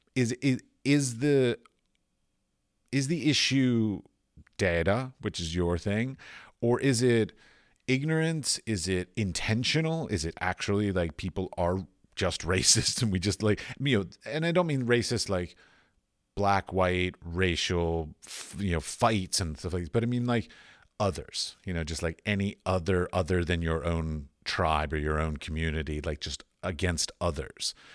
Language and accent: English; United States; moved away as an adult; also born or lived in Middle East / Europe